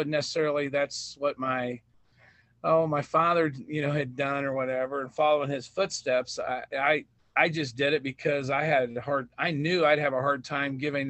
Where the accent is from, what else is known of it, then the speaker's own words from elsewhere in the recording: Edina, Missouri, United States; now in Milan, United States; I grew up in Edina, Missouri, in the Knox County School District, graduated there in 87.